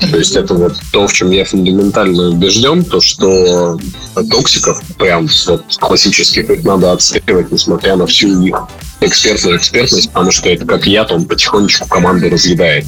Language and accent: Russian; Sakhalin Oblast, Russia; moved away; also born or lived in Moscow / Yekaterinburg; Я а вообще родился и вырос на Сахалине